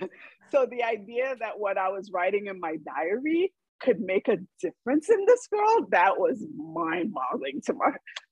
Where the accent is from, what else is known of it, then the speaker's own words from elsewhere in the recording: New York City, New York, United States; growing up in Brooklyn in the 90s was not a space that was safe for Haitians